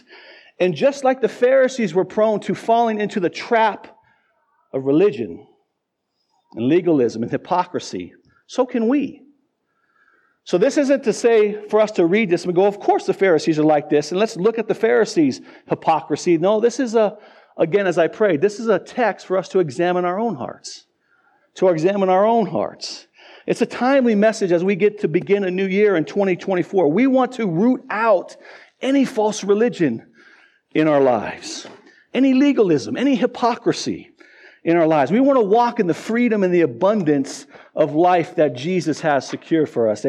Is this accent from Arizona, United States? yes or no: yes; Tucson, Arizona, United States; also born or lived in Pittsburgh, Pennsylvania; now in Fort Collins, United States; I was born in central Pennsylvania outside Pittsburgh, but I grew up in Tucson, Arizona